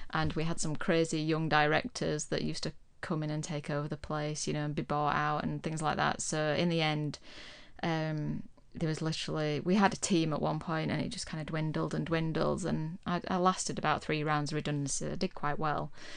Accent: Huddersfield, Yorkshire and the Humber, United Kingdom; moved away as an adult; also born or lived in Plymouth; I was from Huddersfield

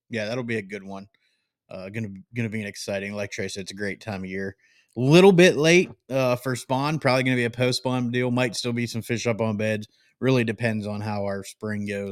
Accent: Great Lakes, United States; moved away; I grew up not far

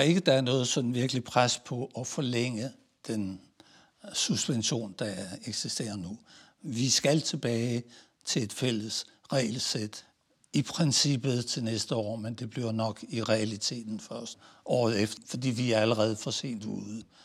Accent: Denmark; moved away as an adult; also born or lived in Italy; meget som dansker

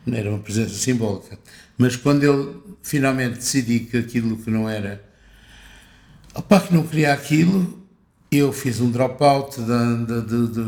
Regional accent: Porto, Porto District, Portugal; Eu sou do Porto, não é?

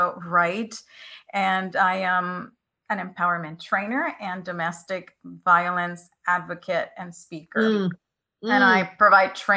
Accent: Puerto Rico; I grew up in Puerto Rico, which is a pretty conservative culture

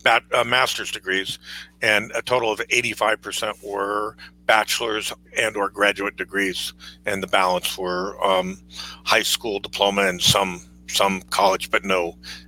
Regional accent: California, United States; moved away as an adult; now in McCall, United States; I come from California to Idaho, and I'd left the banking industry where I was a vice president with Citibank in their commercial real estate department, moved to McCall, Idaho

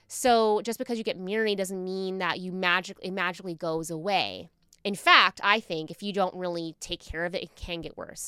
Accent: Virginia, United States; I'm from Virginia, so it's, like, people marry their high school sweethearts all the time

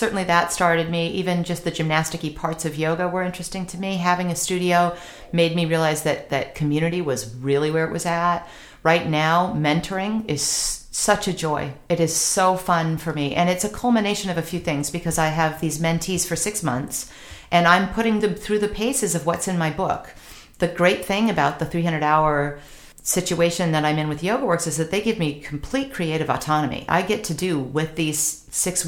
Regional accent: California, United States; I'm Californian

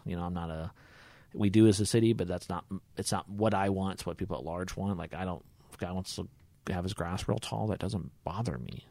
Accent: Hutchinson, Kansas, United States; moved away as an adult; also born or lived in Topeka, Kansas; now in Larned, United States; originally born and raised in Hutchinson, Kansas

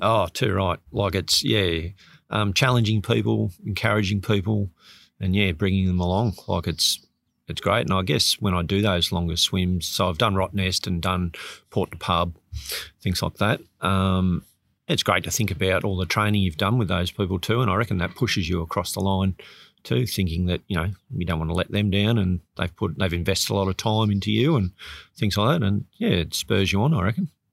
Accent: Sydney, New South Wales, Australia; moved away; I grew up in Sydney

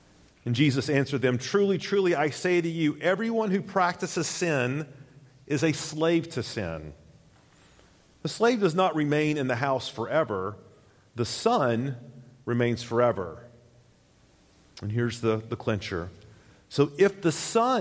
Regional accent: United States; as Americans

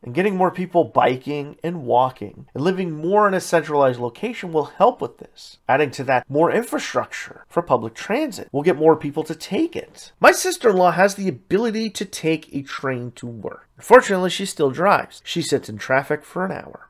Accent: Sudbury, Ontario, Canada; a lot of roads in my hometown are cracked and always falling apart.

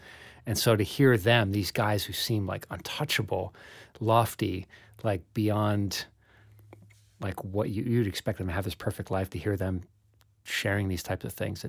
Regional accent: New York City, New York, United States; I've said golly like five times. I'm a New Yorker saying golly.

